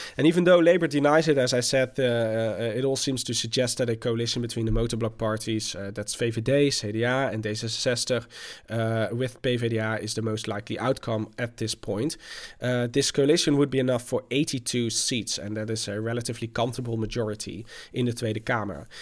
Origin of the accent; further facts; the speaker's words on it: Delft, South Holland, Netherlands; comes from my hometown of Delft